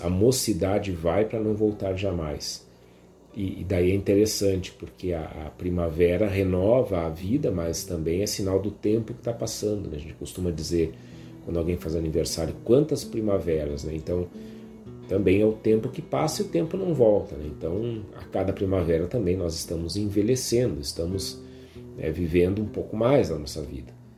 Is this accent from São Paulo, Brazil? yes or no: no; Viamão, Rio Grande do Sul, Brazil; a região aqui em Viamão onde eu cresci, onde a Karine, minha esposa, também cresceu